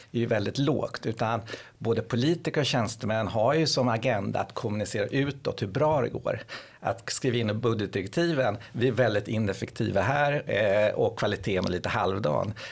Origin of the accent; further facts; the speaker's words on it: Lidingö, Stockholm County, Sweden; nu kommer jag från Lidingö, vi såg att många områden vi har ju sänkt skatten en hel